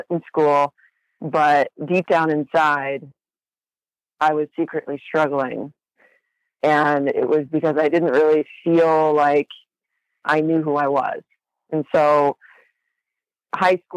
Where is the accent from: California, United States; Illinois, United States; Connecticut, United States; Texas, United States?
California, United States; Huntington Beach; I grew up in Huntington Beach in Orange County. My whole life I've lived in California